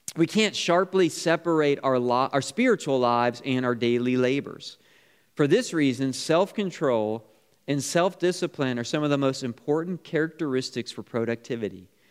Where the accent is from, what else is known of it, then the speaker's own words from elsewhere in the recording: Niagara Falls, New York, United States; I grew up on Niagara Falls Boulevard, right down the street from Niagara Falls